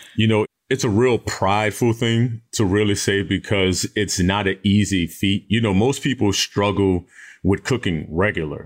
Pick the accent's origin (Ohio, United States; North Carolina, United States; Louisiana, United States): Louisiana, United States; New Orleans; Even though I'm from New Orleans, my style of, of New Orleans cooking